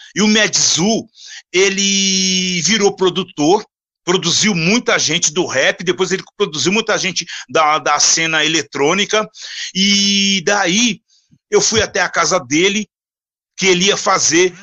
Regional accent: Minas Gerais, Brazil; moved away as an adult; now in São Paulo, Brazil; eu vim de Minas Gerais, cara, sabe? Eu sou. É, é, até então era mineiro, gente, gente boa, mineirinho

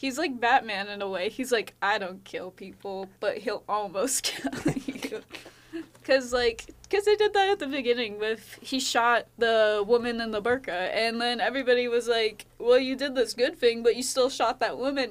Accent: United States; as an American

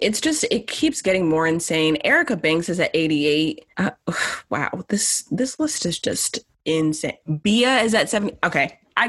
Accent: California, United States; I'm from Cali.

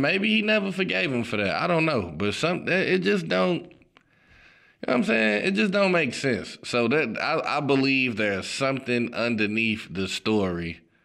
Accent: Chicago, Illinois, United States; I'm from Chicago, obviously, Chicago Bulls fan.

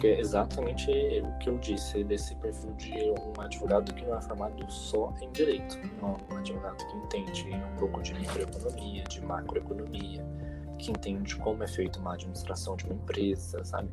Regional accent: Brazil; moved away as an adult; now in São Paulo, Brazil; eu não sou de São Paulo, eu sou do interior, vim para cá para fazer faculdade

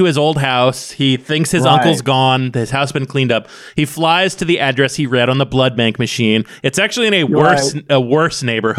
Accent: Ireland; I'm from Ireland.

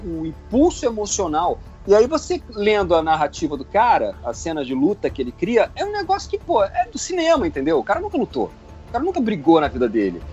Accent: Rio de Janeiro, Brazil; Eu, como carioca emérito

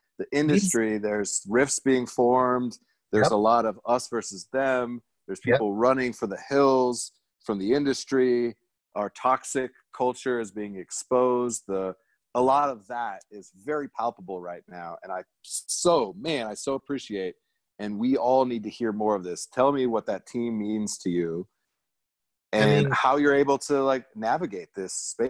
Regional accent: Germany; And I grew up in Germany. And then I got to go back and cook there a little bit.

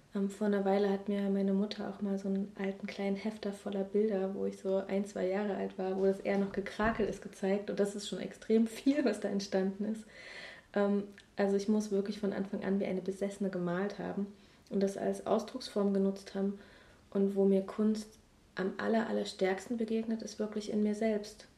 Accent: Leipzig, Saxony, Germany; moved away as an adult; also born or lived in Hamburg / Crete; in meiner Heimatstadt, wo ich geboren bin, auch mehr sesshaft werden

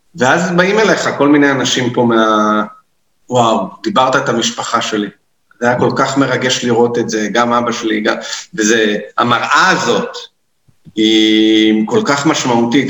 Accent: Tel Aviv, Tel Aviv District, Israel; moved away as an adult; also born or lived in Gaza envelope, Negev; now in Negev, Israel; אני גדלתי בתל אביב, צפון תל אביב

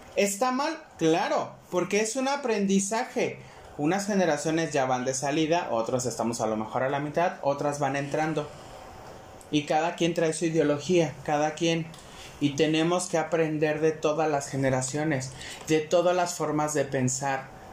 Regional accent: Mexico; es un derecho que tenemos como mexicanos el podernos expresar

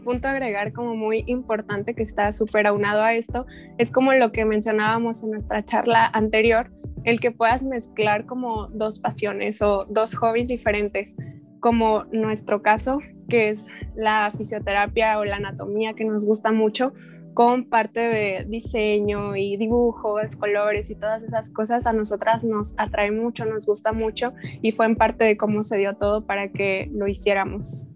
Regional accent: Guadalajara, Jalisco, Mexico; tengo 23 años, soy de Guadalajara también

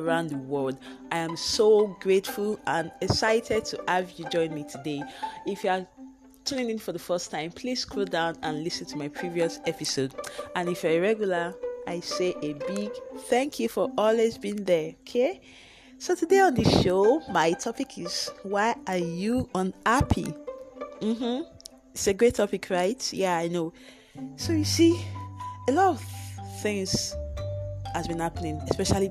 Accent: Nigeria; Being a Nigerian, the power is not 24 hours. It comes and goes.

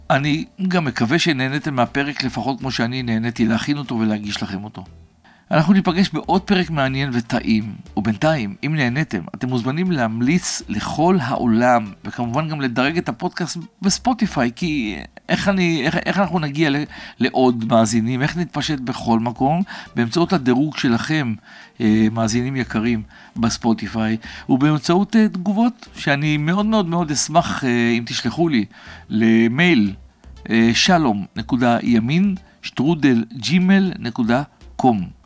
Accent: Kfar Saba, Central District, Israel; מעבר לפרדסים שהיו מסביב לשכונה שבה גדלנו בכפר סבא, בשיקום ותיקים, אני עצמי גדלתי אצל הסבתא שלי

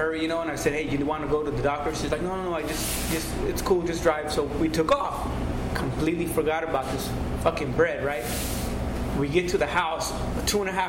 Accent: Fresno, California, United States; I'm from Fresno

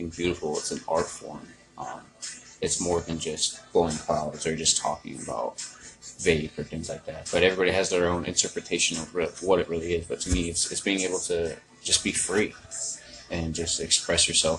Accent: San Diego, California, United States; also born or lived in Arizona / East Coast; I grew up in San Diego, California. Moved around from Arizona to the East Coast, and then from the East Coast back.

